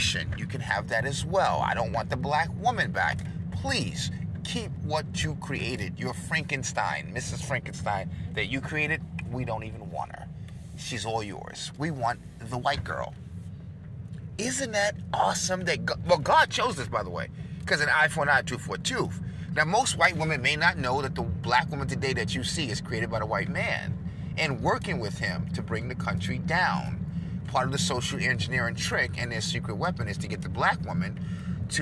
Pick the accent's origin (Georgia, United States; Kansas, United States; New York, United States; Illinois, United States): New York, United States; I'm from New York, and that's my home.